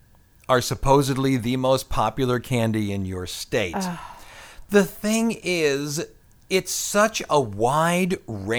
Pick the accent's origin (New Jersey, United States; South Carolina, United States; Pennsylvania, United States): Pennsylvania, United States; No, I'm from the Ohio, Pennsylvania area.